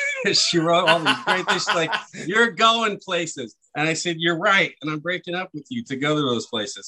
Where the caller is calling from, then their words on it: Las Vegas, Nevada, United States; Yeah, I live down here in Vegas. I do most of my work down here.